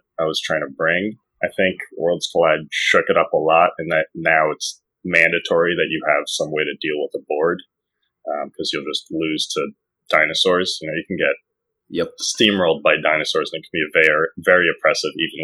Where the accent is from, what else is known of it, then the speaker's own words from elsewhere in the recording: New York City, New York, United States; I'm from New York City